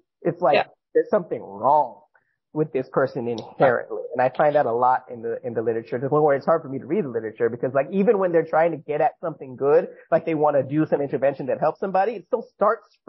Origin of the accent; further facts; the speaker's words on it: Northeast, United States; also born or lived in New Jersey / New York / Korea; I'm from the Northeast